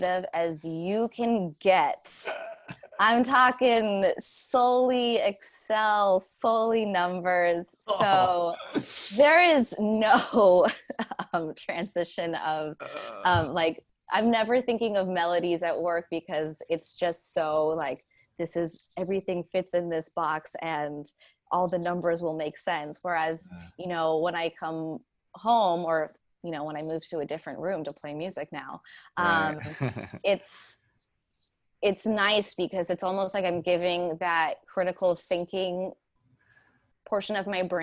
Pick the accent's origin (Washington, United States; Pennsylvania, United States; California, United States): California, United States; Pasadena; moved away as an adult; now in New York, United States; I moved from Pasadena in LA, born and raised there.